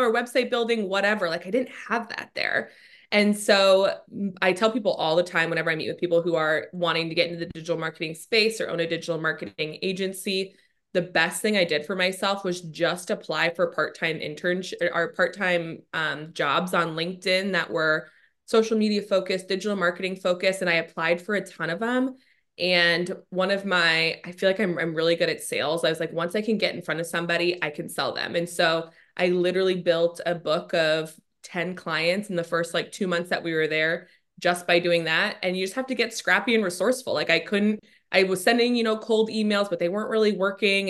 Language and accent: English; Scottsdale, Arizona, United States; moved away as an adult; also born or lived in Washington, D.C.; I grew up in Scottsdale. I've spent my, eh, literally entire life up until we moved to D C here.